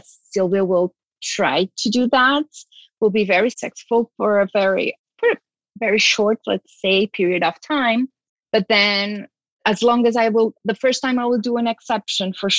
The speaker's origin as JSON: {"language": "English", "country": "Portugal", "tie": "born or raised there", "said": "I was born in Portugal."}